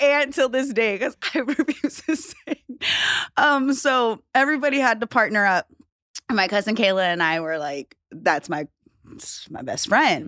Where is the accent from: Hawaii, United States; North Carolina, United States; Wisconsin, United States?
Hawaii, United States; I'm from Hawaii